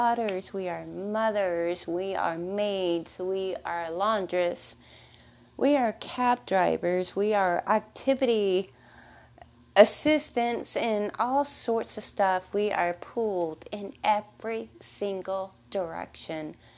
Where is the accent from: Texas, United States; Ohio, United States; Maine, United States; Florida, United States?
Texas, United States; I was born in Texas. So excuse the accent